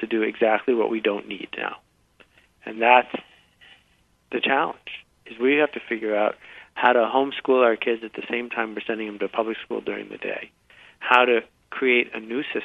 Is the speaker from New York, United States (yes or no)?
yes; Buffalo, New York, United States; I grew up in Buffalo, New York